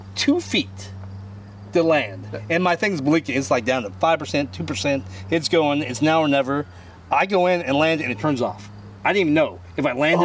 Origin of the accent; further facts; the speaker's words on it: Bardstown, Kentucky, United States; I'm from Bardstown, Kentucky.